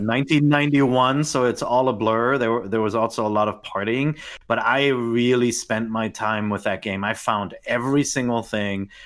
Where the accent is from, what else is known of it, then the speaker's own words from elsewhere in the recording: Germany; moved away as an adult; also born or lived in Tokyo, Japan; I grew up in Germany